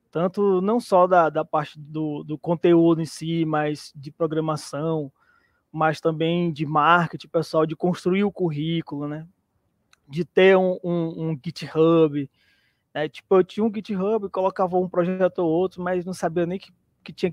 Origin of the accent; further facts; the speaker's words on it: Teresina, Piauí, Brazil; sou de, de Teresina, aqui no Piauí, e eu tenho 40 anos.